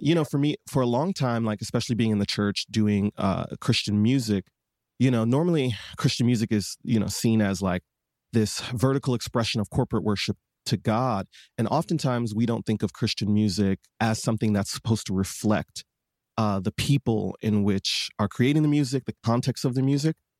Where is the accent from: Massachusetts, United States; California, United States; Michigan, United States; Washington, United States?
Michigan, United States; Detroit; I was born and raised in Detroit, Michigan